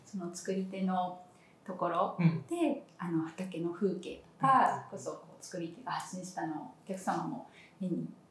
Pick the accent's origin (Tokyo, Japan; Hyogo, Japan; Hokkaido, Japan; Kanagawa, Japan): Hokkaido, Japan; Sapporo; now in Kanazawa, Japan; 私も札幌で生まれて割と地方都市で育った期間も長い